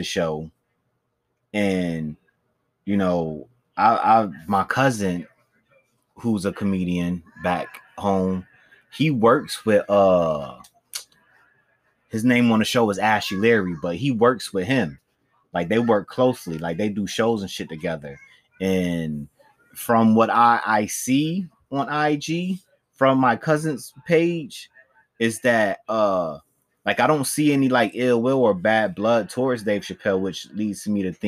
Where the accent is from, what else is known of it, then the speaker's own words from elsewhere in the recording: East Coast, United States; I'm from the East Coast